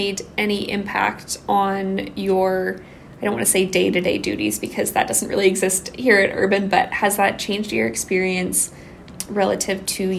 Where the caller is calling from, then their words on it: Kamloops, British Columbia, Canada; I would also like to acknowledge that I'm calling in from Kamloops, which is the traditional unceded territory of the Kamloops to Tshwetmek people.